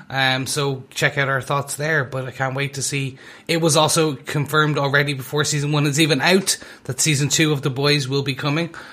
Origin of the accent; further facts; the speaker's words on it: Ireland; I am Irish